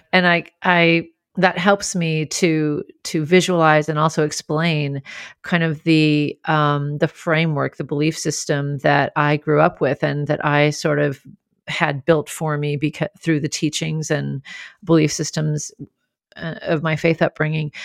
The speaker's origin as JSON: {"language": "English", "town": "Grand Forks", "region": "North Dakota", "country": "United States", "tie": "born or raised there", "said": "I grew up in Grand Forks, North Dakota, where almost everybody was Lutheran and Swedish"}